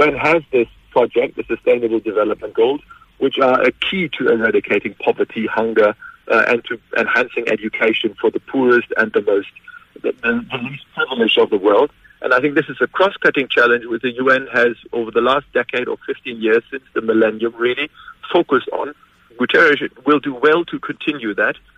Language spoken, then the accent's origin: English; Germany; moved away as an adult; now in Glasgow, United Kingdom; I come from a country, you were introducing me as somebody who's based in the United Kingdom, but I grew up in Germany